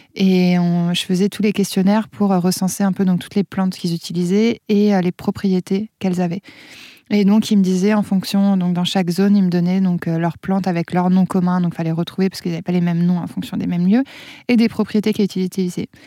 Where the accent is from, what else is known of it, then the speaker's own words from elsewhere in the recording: Auvergne-Rhône-Alpes, France; chez nous en Auvergne